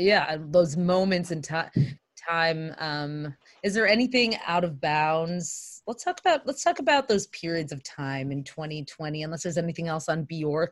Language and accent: English; Michigan, United States; moved away; go back to Michigan where I grew up